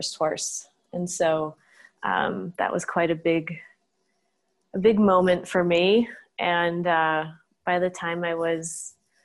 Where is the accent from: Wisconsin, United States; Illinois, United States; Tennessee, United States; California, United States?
Wisconsin, United States; Eau Claire; I grew up in Eau Claire, Wisconsin